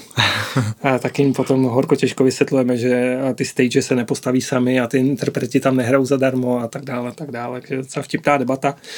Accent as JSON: {"language": "Czech", "town": "Plzeň", "region": "Plzeň Region", "country": "Czechia", "said": "Já jsem eh, z Plzně"}